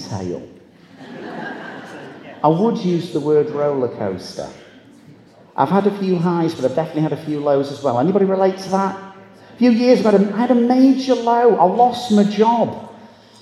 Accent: Manchester, North West England, United Kingdom; I'm from Manchester

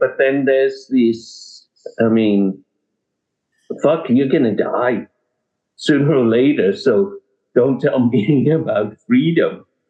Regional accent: England, United Kingdom; moved away; When I came from England, I wanted to get into some sort

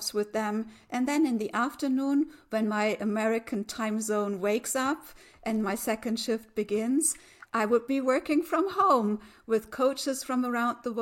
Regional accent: Germany; I'm from Germany

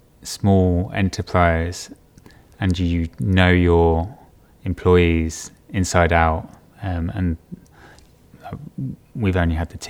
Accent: Stourport-on-Severn, West Midlands, United Kingdom; No, I grew up in the West Midlands, in a little town called Starport-on-Severn, near Bewdley. No one seems to know Starport-on-Severn, but everyone seems to know Bewdley.

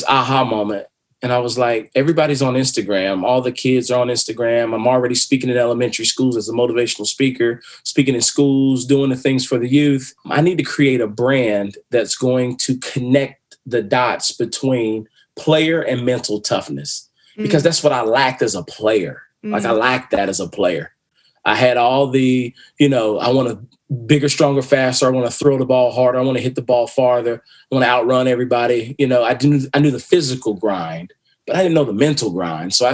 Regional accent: Winston-Salem, North Carolina, United States; I'm from Winston-Salem, North Carolina

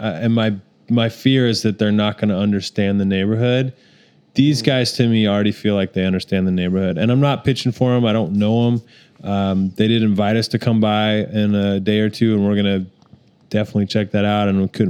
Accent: Salt Lake City, Utah, United States; now in Oklahoma City, United States; I'm from Salt Lake City

